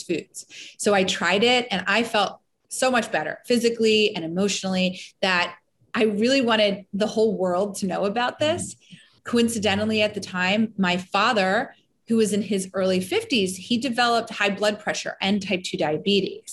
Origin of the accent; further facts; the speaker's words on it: Elkins Park, Pennsylvania, United States; also born or lived in Olney, Philadelphia; I grew up in Elkins Park.